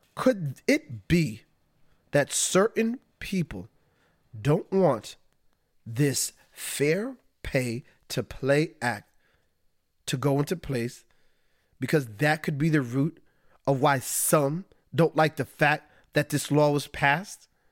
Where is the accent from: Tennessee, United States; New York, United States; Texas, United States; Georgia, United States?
New York, United States; being a New Yorker